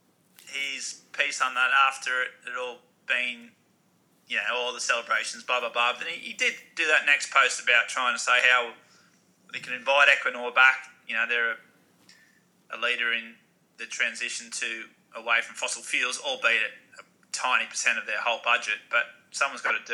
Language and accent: English; Newcastle, New South Wales, Australia; Newcastle, again, a bit close to my heart, it's my hometown